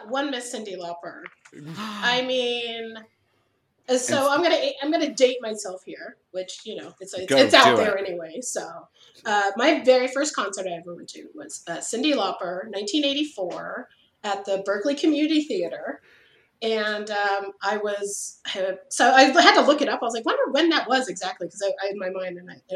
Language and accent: English; Berkeley, California, United States; I grew up in Berkeley.